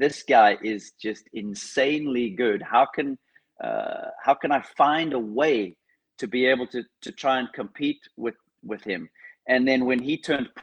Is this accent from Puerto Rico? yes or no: no; Cape Town, Western Cape, South Africa; I grew up in Cape Town, South Africa, which could quite possibly be the windiest place on earth.